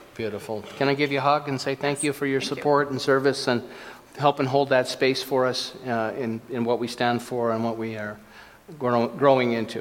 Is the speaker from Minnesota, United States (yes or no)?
yes; Minnesota, United States; I was born in Minnesota